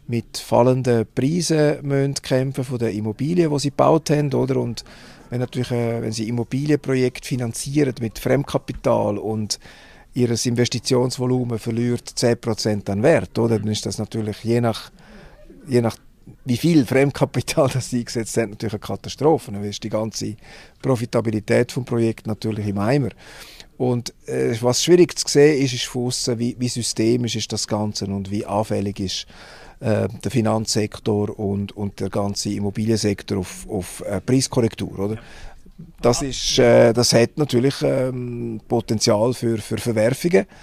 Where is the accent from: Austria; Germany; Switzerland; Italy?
Switzerland; wir haben auch Technologie in der Schweiz, selbstverständlich, aber, aber nicht in dieser Form